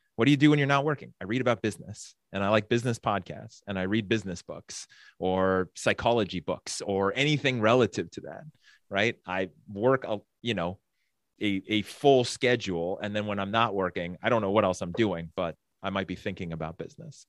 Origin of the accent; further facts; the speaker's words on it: San Francisco Bay Area, California, United States; growing up in the San Francisco Bay Area in the eighties